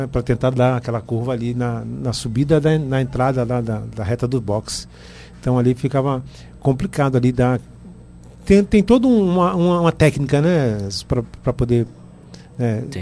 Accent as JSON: {"language": "Portuguese", "region": "São Paulo", "country": "Brazil", "said": "Eu sou de São Paulo."}